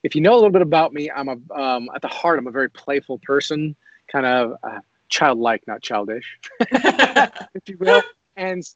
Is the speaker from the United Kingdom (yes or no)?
no; Boise, Idaho, United States; I was raised here in Boise, went to high school here in Boise, Idaho.